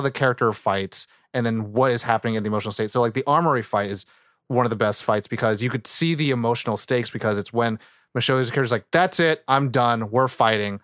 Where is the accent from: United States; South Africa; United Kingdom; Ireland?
United States; as an American viewer, as a Asian dude